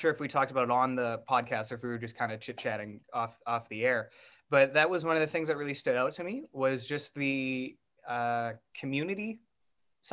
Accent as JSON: {"language": "English", "town": "Vancouver", "region": "British Columbia", "country": "Canada", "tie": "born or raised there", "said": "I grew up in Vancouver"}